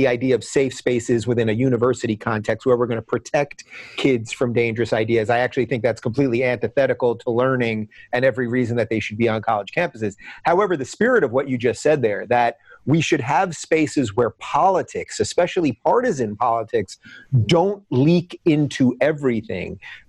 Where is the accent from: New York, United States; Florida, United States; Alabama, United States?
New York, United States; I am a child of Nassau County.